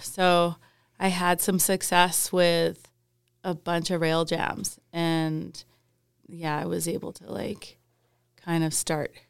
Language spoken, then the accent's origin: English; Calgary, Alberta, Canada; born or raised there; also born or lived in Wales / Whistler